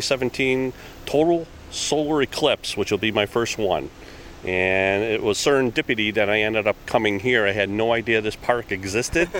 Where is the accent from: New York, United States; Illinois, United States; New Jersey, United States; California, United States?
New York, United States; Buffalo; I'm from Buffalo, New York